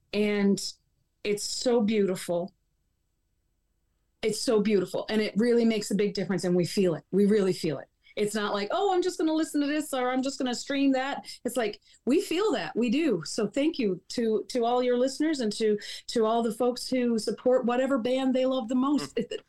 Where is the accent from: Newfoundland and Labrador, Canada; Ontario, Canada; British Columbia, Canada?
Newfoundland and Labrador, Canada; Wabush; and I am from Wabush, Labrador.